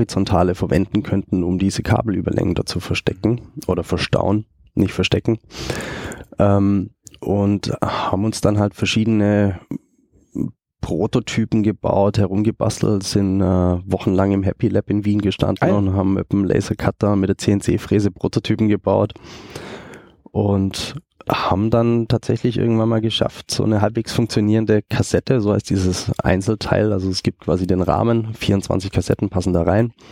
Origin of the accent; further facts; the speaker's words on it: Germany; moved away as an adult; now in Austria; ähm, komme eigentlich aus Deutschland, bin arbeitstechnisch äh, 2009 mal nach Österreich gekommen